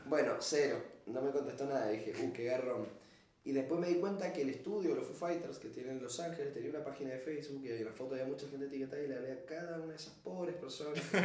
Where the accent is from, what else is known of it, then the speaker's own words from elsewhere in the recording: Argentina; siendo argentino, latino